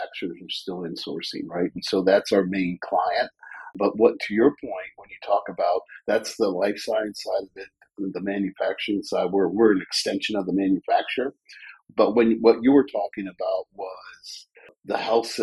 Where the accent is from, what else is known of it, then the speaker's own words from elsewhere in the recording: Mentor, Ohio, United States; also born or lived in Cleveland, Ohio; now in Columbus, United States; I'm from Cleveland, Ohio, a little town of Mentor, Ohio, right on Lake Erie. And I went to Lake Catholic Mentor High School